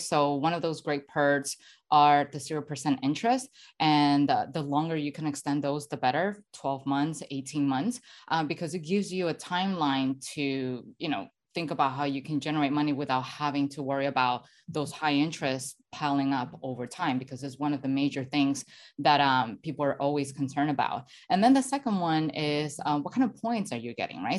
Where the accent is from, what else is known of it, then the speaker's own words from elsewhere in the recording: Venezuela; moved away; I'm originally from Venezuela